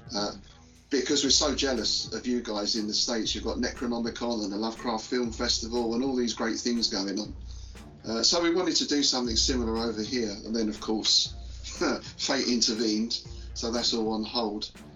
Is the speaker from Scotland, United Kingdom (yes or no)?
no; London, United Kingdom; now in Bedfordshire, United Kingdom; I'm from London originally, though le- these days I live more out in sort of rural area of uh, Bedfordshire.